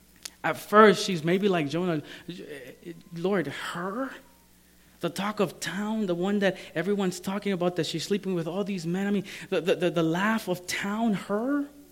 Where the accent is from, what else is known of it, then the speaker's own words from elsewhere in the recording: Maryland, United States; And you know, and I come from Maryland.